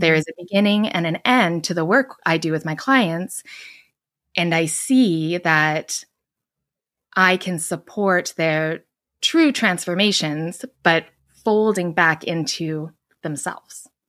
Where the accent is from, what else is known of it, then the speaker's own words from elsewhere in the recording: Edmonton, Alberta, Canada; moved away as an adult; now in Vancouver, Canada; I grew up in Edmonton, Alberta, which is kind of like the Midwest of Canada.